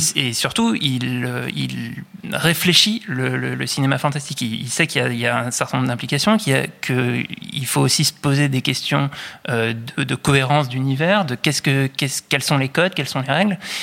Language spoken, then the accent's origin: French; France; en tant que Français